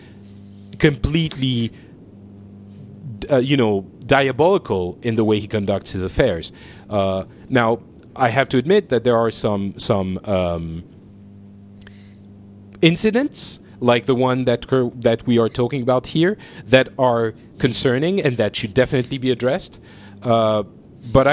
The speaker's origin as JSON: {"language": "English", "country": "France"}